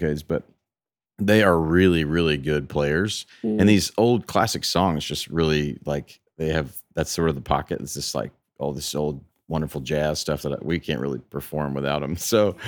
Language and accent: English; Memphis, Tennessee, United States; now in Nashville, United States; my hometown of Memphis